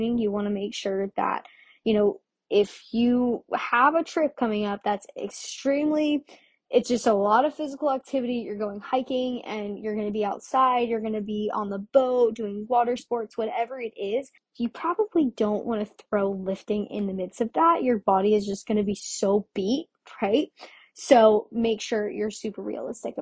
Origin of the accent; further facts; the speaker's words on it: Orlando, Florida, United States; I'm from Florida, but I'm or from Orlando, Florida